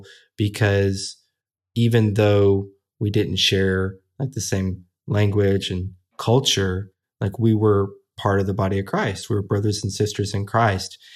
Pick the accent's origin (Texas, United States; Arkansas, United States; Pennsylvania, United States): Arkansas, United States; Little Rock; Little Rock, Arkansas, Baptist Hospital, November sixteenth, nineteen eighty-four